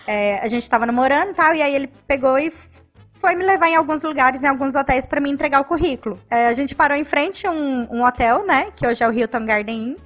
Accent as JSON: {"language": "Portuguese", "town": "Cuiabá", "region": "Mato Grosso", "country": "Brazil", "tie": "born or raised there", "said": "Nasci em Cuiabá"}